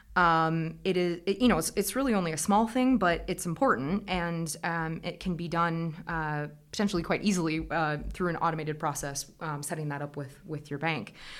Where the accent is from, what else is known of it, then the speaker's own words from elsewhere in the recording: Iowa, United States; moved away as an adult; also born or lived in Scotland; As you can probably hear from the accent, I'm originally from Iowa in the United States. Um, I come from a tillage farm